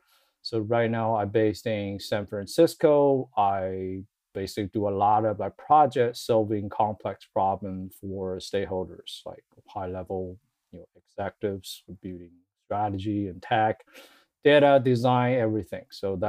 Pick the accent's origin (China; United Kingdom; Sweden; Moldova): China; moved away as an adult; now in United States; So my background is, I came from China. I moved to the US about 9 years ago.